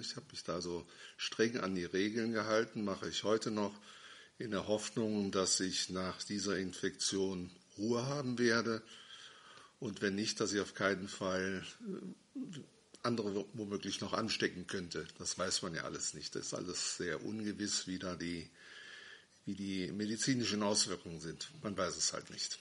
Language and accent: German; Schwalmtal, Germany; moved away; Ich bin also wieder in meine alte Heimat zurückgezogen, nach Schwalmtal